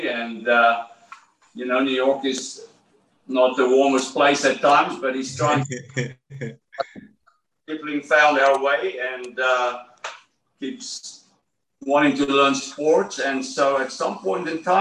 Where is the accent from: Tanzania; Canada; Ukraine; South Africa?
South Africa; moved away as an adult; also born or lived in Miami, Florida; I'm from South Africa